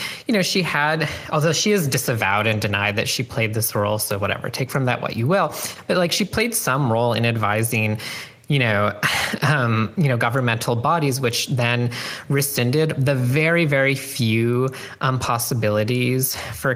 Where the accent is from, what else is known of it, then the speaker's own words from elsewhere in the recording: Canada; now in United States; growing up in Canada